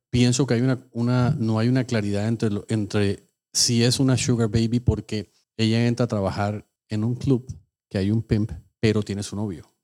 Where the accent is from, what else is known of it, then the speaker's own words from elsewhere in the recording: Colombia; also born or lived in New Jersey; now in Miami, United States; nosotros salimos de Colombia